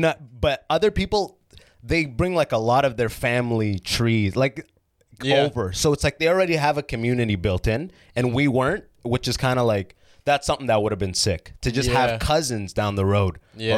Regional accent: Sudan; I didn't have Jamaica. I'm from Sudan, which is like, there's no, like, you'll kill you for weed.

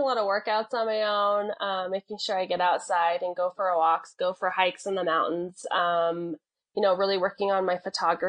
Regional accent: Colorado, United States; also born or lived in New Mexico; Originally, I'm from New Mexico. I was born in New Mexico, but I've lived in Colorado since I was 3 years old. So I consider myself a near native

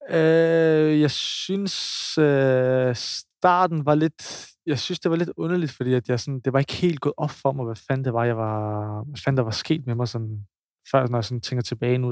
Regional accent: Copenhagen, Capital Region of Denmark, Denmark; now in Odense, Denmark; jeg er fra København

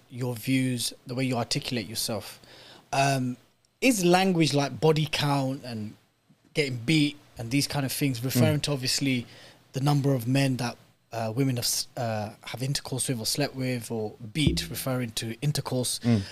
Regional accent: United Kingdom; growing up in British state schools and maybe not in the most Islamic environments

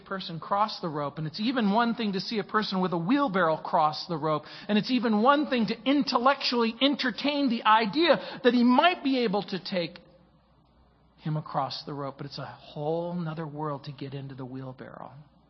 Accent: New Orleans, Louisiana, United States; born there; I was born in New Orleans, Louisiana.

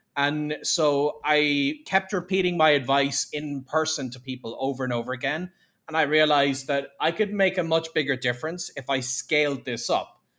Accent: Ireland; my hometown in Ireland

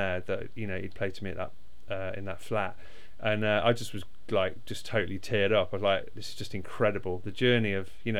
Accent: Derby, East Midlands, United Kingdom; I'm from Derby

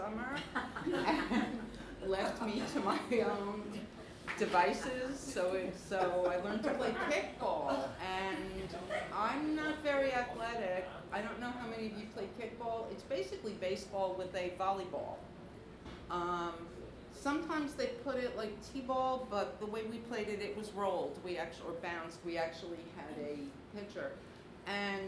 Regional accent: New York City, New York, United States; I grew up in Flatbush

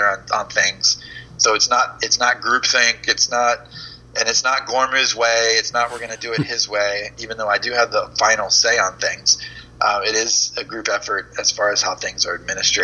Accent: Florida, United States; also born or lived in Georgia; I grew up in Florida, but I've spent a lot of time in Georgia

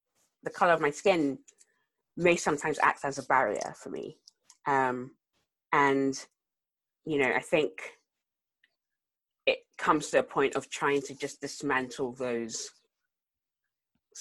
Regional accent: South Africa; also born or lived in London; now in Exeter, United Kingdom; I grew up in South Africa

